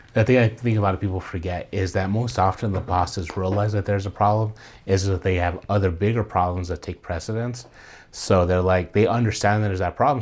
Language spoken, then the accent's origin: English; New Mexico, United States; born and raised here, so to me it's always five oh five